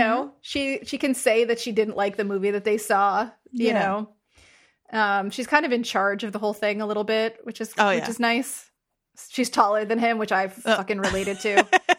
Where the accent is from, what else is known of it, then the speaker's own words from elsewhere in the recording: New Jersey, United States; now in Rhode Island, United States; I'm from Jersey, and I live in Rhode Island.